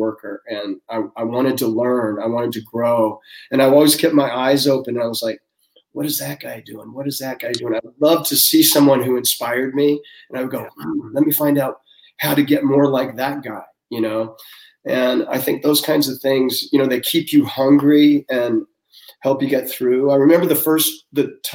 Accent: Seattle, Washington, United States; I'm from Seattle, and I was working at a rent-a-car place when I was going to college

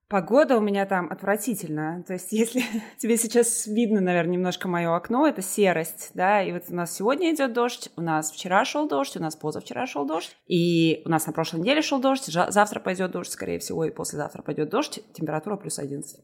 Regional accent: Liepāja, Kurzeme, Latvia; moved away as an adult; also born or lived in Riga, Latvia; now in Edinburgh, United Kingdom; Я сама, я училась в Лепе, я закончила там среднюю школу, и потом я переехала в Ригу

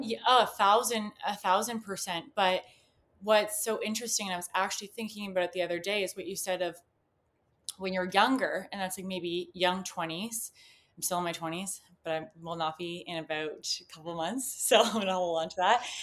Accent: Canada; I'm from Canada

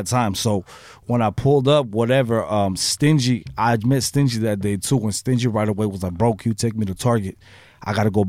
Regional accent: Guadalajara, Jalisco, Mexico; Yeah, I'm from, yep, we're from Guadalajara, mm-hmm. But my family resides in Tijuana

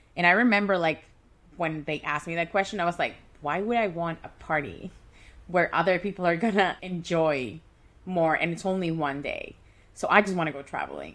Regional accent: Caracas, Capital District, Venezuela; moved away as an adult; now in Vancouver, Canada; move from Caracas, Venezuela, which is my hometown, to Vancouver, Canada, which is my home right now

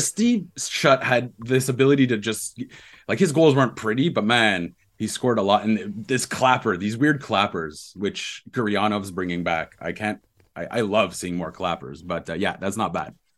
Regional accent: Ontario, Canada; I grew up in Ontario

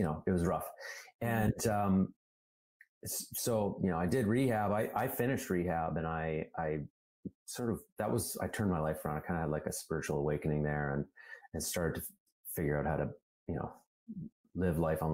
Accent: Calgary, Alberta, Canada; I grew up in Calgary, Alberta, which is like the Texas of Canada

